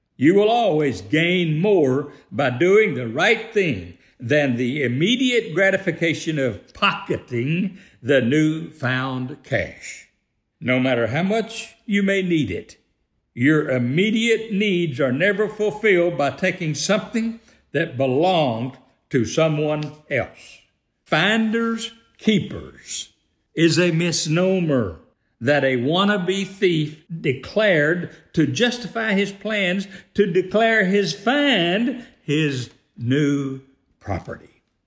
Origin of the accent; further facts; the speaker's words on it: United States; I am one who was fortunate enough to, to join the fraternity of born and raised in the greatest free country on earth